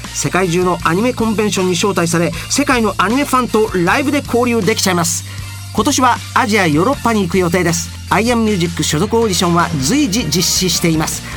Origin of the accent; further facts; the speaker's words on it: Osaka, Japan; accent: Osaka dialect; 僕の大阪弁